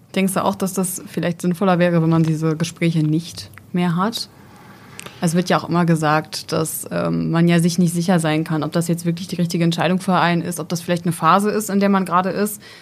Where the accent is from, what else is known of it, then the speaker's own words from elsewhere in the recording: near Esens, Lower Saxony, Germany; ich komme tatsächlich aus der Nähe von Esens.